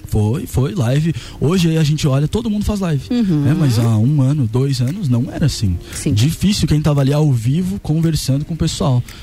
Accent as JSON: {"language": "Portuguese", "region": "Rio Grande do Sul", "country": "Brazil", "also_born_or_lived": "Lages", "moved": "yes", "lives_now": "Florianópolis, Brazil", "said": "eu sou gaúcho, mas eu vim uhum. pra Lages, me apaixonei. Agora eu moro em Florianópolis"}